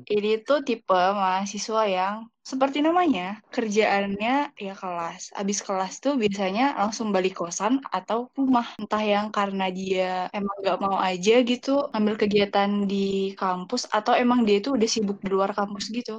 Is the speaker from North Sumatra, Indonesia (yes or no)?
yes; Pematang Siantar, North Sumatra, Indonesia; now in Bekasi, Indonesia; Aku asalnya dari Pematang Siantar, Sumatera Utara tapi sekarang domisili di Bekasi.